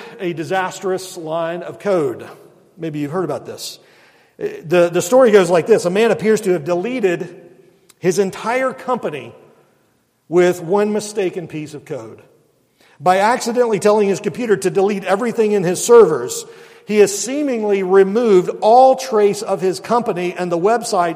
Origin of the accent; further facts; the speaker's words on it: Mobile, Alabama, United States; moved away as an adult; growing up in Mobile